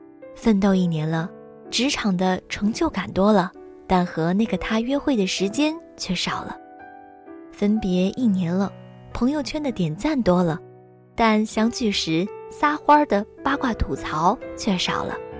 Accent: Northeast China, China; 因为我们东北这

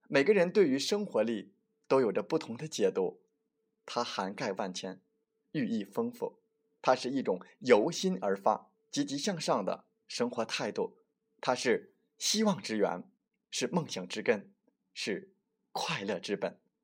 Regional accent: China; 也代表着我们中国人追求的圆满和幸福

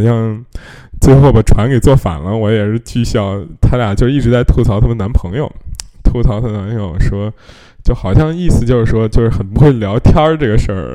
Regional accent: China; 我们中国人

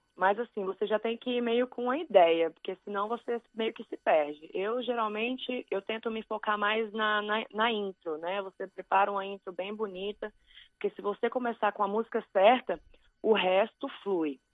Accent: Brazil; moved away; eu sou brasileira

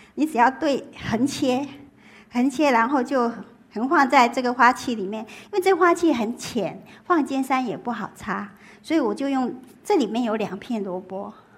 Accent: Taiwan; moved away as an adult; now in Beijing, China; 我自己从小， 我在台湾，我们台湾叫三合院

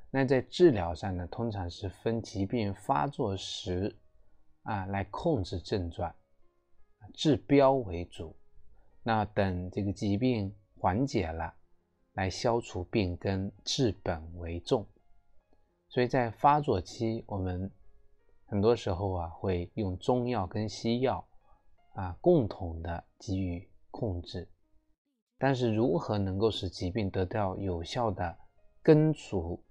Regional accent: China; 我们中国人

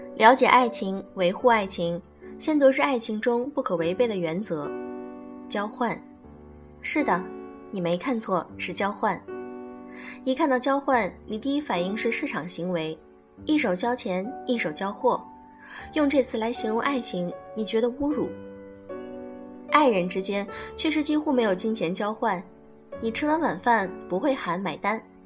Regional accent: China; 我们中国人

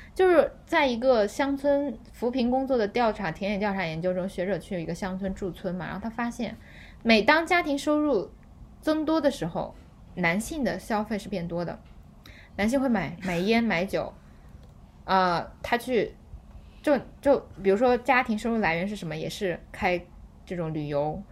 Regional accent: China; 我们中国人

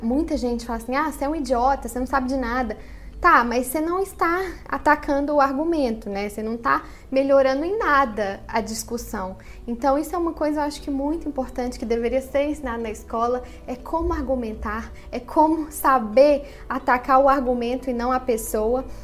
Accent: Brazil; now in United States; como brasileira

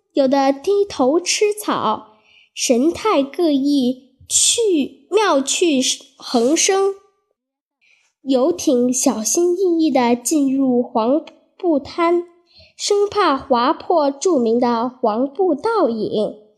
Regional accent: Guilin, Guangxi, China; 我的家乡桂林

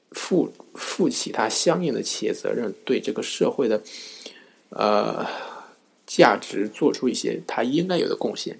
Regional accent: China; 也就是我们中国人经常用的手机浏览器

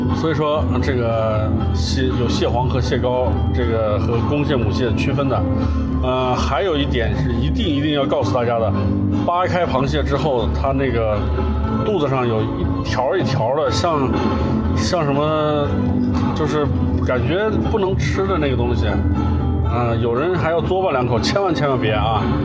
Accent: Northwest China, China; now in Suzhou, China; 我西北汉子

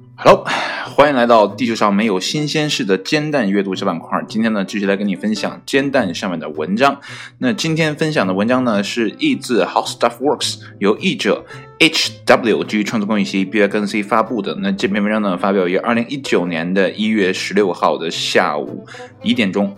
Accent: Northeast China, China; 作为一个东北人

